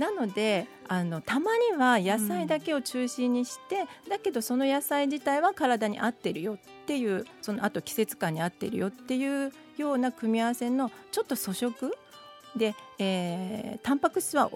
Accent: Tokai, Japan; moved away; 東海出身なので香味ソース派なんですね

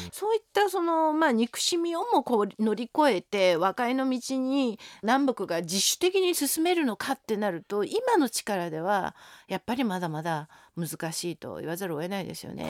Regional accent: Seoul, South Korea; moved away as an adult; also born or lived in Shukugawa, Hyogo, Japan; now in Japan; 韓国生まれの韓国育ちなんです実は私小学校は日本で通ってたんです4年間父の仕事の関係で小学校2年生の時ですね、兵庫県宿川というところ

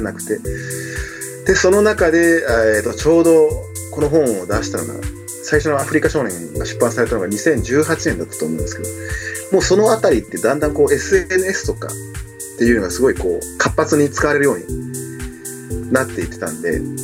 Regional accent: Himeji, Hyogo, Japan; moved away as an adult; also born or lived in Cameroon; now in Tokyo, Japan; あの兵庫県の姫路市から東京に上京したんですけど

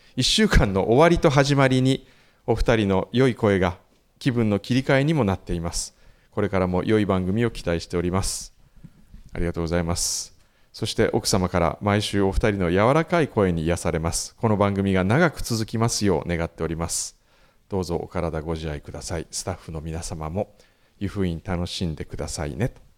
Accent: Kumamoto, Japan

